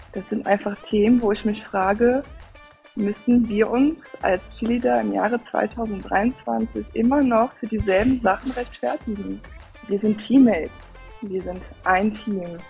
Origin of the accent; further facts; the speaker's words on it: Cologne, North Rhine-Westphalia, Germany; Ich komme aus Köln